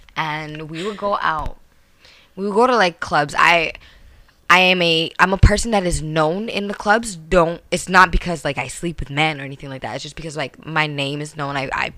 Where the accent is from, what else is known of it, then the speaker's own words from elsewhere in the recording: Brampton, Ontario, Canada; I'm from Airport Road.